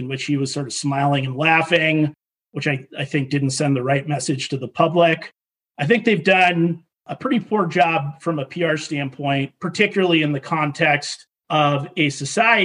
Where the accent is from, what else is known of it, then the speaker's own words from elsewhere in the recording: Boston, Massachusetts, United States; I grew up in Boston